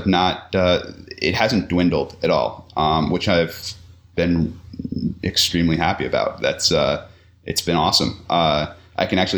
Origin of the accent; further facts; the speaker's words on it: New York, United States; moved away as an adult; also born or lived in Vermont; now in Montana, United States; I'm originally from New York, but not the city. Two and a half hours north of there.